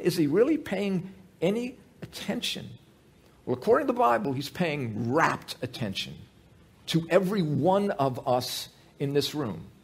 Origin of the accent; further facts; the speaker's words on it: United States; I grew up in America, I grew up going to church